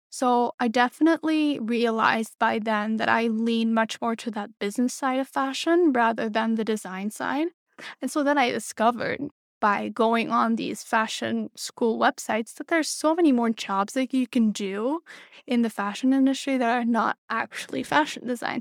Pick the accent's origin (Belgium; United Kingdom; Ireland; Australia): Belgium; moved away as an adult; now in New York City, United States; I was born and raised in Belgium